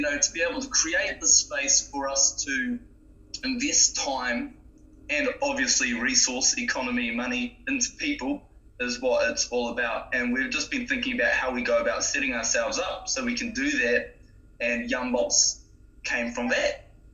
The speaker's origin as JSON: {"language": "English", "region": "Gisborne", "country": "New Zealand", "tie": "born or raised there", "also_born_or_lived": "Napier", "moved": "as an adult", "lives_now": "Tauranga, New Zealand", "said": "I grew up in Gisborne originally. Okay. Yep, so I'm from um, Gisborne, lived most of my life there. I was born in Napier"}